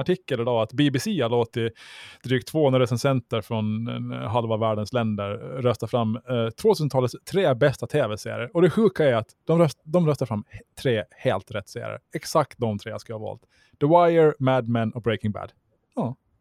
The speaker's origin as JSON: {"language": "Swedish", "country": "Åland Islands", "said": "som ålänning"}